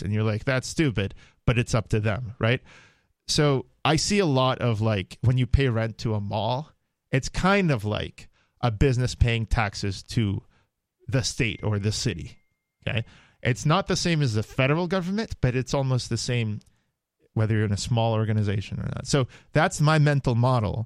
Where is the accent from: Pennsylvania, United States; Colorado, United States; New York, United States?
New York, United States; New York City; I grew up in New York. I know, like, uh, every nook and cranny of Manhattan